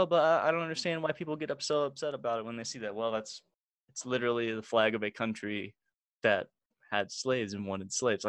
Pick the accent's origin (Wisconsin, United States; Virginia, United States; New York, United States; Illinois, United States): Illinois, United States; Springfield; I'm from Springfield.